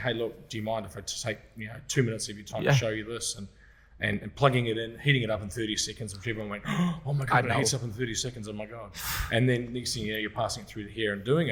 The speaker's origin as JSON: {"language": "English", "country": "New Zealand", "moved": "as an adult", "lives_now": "Sydney, Australia", "said": "I'm a Kiwi. I'm a Kiwi"}